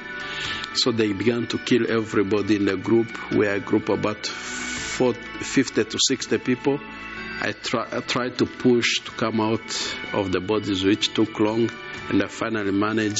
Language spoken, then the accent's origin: English; Gisenyi, Western Province, Rwanda; I am from Rwanda, on the western part of the country, in a place called Gisenyi, which shares the border of the Congo.